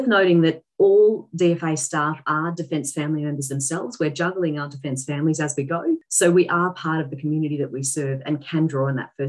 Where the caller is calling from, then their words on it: Canberra, Australian Capital Territory, Australia; I'm dialing in from Ngunnawal Land in Canberra